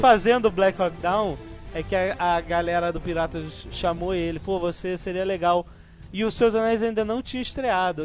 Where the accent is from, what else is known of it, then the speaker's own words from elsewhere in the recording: Brazil; Eu, Brasil, Brasil